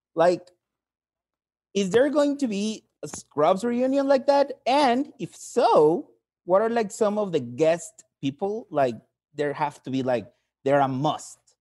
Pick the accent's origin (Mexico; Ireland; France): Mexico; I'm from Mexico.